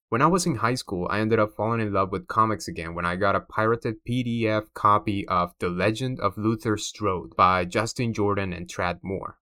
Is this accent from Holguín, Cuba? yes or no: no; Havana, Cuba; moved away; I'm originally from Havana, Cuba. That's right, in case my accent didn't give me away, I'm a proud Cuban immigrant. Born and raised in the capital of the island